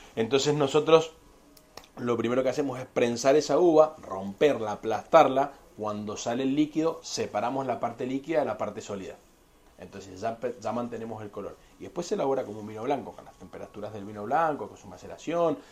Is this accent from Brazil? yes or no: no; Argentina; Yo que soy de argentino y que vengo del país de, la carne roja